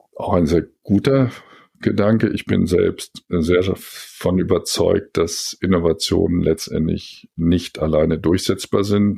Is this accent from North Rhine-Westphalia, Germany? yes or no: no; Helmstedt, Lower Saxony, Germany; moved away as an adult; also born or lived in Göttingen / Frankfurt; Ich bin in Helmstedt geboren, äh, Zonenrandbezirk, dann äh, nach der Schule in neun Jahre in Göttingen studiert